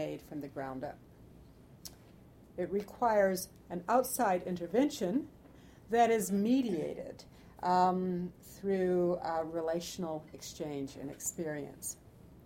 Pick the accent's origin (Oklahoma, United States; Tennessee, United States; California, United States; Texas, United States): California, United States; I grew up in California